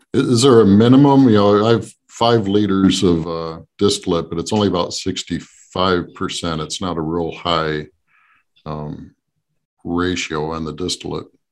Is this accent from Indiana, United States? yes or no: no; New Jersey, United States; I grew up uh, South Jersey